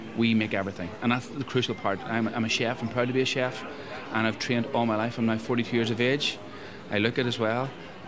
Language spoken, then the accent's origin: English; Belfast, Northern Ireland, United Kingdom; also born or lived in London; I'm originally from Belfast, yes.